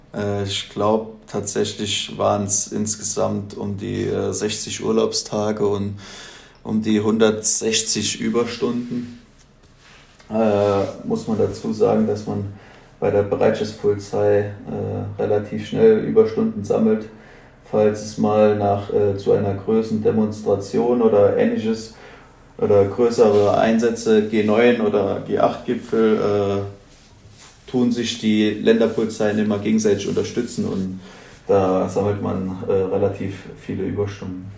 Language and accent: German; Völklingen, Saarland, Germany; moved away as an adult; now in Thuringia, Germany; ich komme ursprünglich aus Völklingen